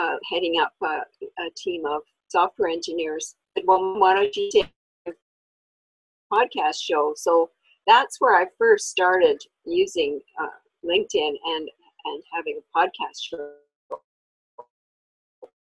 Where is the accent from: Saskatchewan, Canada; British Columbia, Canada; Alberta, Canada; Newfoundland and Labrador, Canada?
Alberta, Canada; Born and raised in Alberta